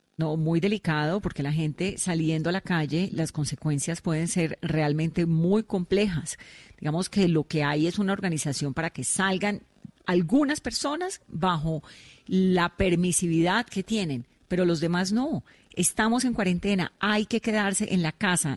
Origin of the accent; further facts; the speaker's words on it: Cali, Valle del Cauca, Colombia; yo soy caleña